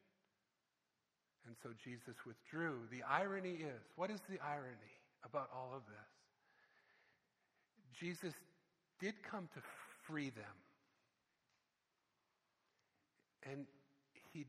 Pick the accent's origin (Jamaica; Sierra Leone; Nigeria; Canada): Canada; I'm from Canada.